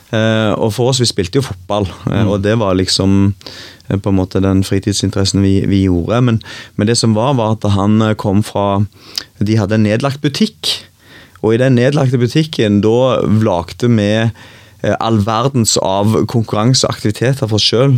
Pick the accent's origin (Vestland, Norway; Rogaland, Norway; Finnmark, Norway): Rogaland, Norway; Gandal; moved away; Jeg er fra Gandal